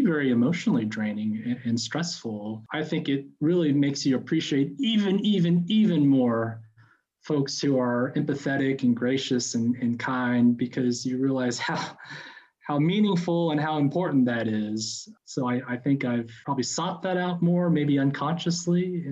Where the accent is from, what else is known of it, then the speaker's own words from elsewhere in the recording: Lexington, Kentucky, United States; moved away as an adult; also born or lived in China; now in North Carolina, United States; I grew up in Kentucky, in the lovely burb of Lexington, Kentucky